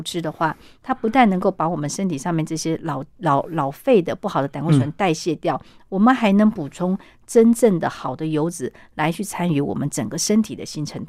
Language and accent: Chinese; China; 那我们中国人会把它拿来变成水饺，可是老外他手不巧啊，他没有办法像我们东方人一样去包饺子